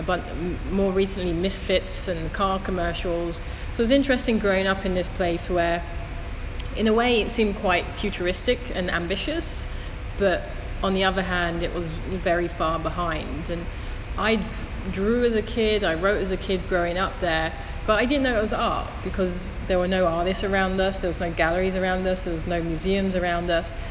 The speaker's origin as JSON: {"language": "English", "region": "London", "country": "United Kingdom", "moved": "yes", "said": "I'm from Thamesmead, which is in southeast London"}